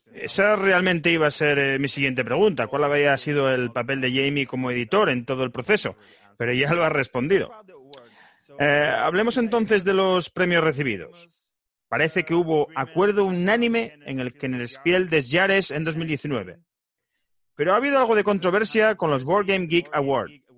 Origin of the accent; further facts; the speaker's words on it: Spain; first language Spanish; moved away as an adult; now in United States; Los tres miembros de este podcast somos de España y nos conocimos aquí en Estados Unidos.